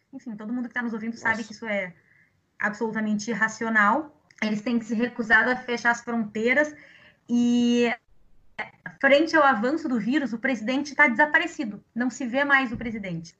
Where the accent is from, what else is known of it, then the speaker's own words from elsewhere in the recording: Brazil; Nós somos brasileiros